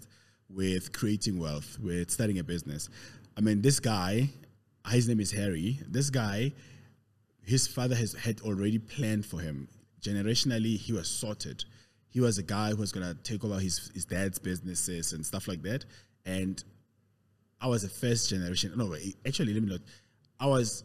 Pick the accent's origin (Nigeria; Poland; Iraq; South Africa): South Africa; Pretoria, Gauteng; also born or lived in Katlehong, East Rand / Soweto; I was born 40 odd years ago in the East Rand, Katlehong. I know everybody else figures I'm from Pretoria. I grew up in Pretoria though, lived in Soweto. So basically I'm a proper Gauteng guy, born and bred in Gauteng